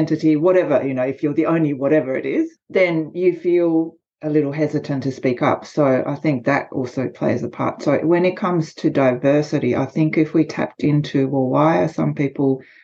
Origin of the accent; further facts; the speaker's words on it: Australia; accent: Australian; I'm Japanese by background, but I am Australian, as you can probably tell from the accent